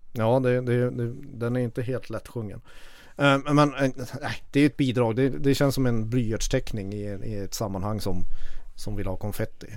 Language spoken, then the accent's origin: Swedish; Kiruna, Norrbotten County, Sweden; now in Stockholm, Sweden; jag kommer från Kiruna. Jag är uppvuxen med urfäderna till den här förbannade epadunken